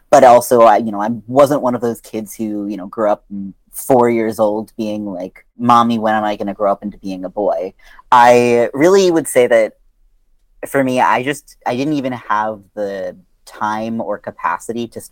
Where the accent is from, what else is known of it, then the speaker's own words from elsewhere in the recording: outside of Baltimore, Maryland, United States; I grew up outside of Baltimore, Maryland